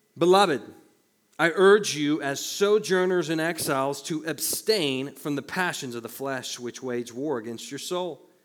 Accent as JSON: {"language": "English", "region": "the Bible Belt", "country": "United States", "tie": "born or raised there", "said": "growing up in the Bible Belt"}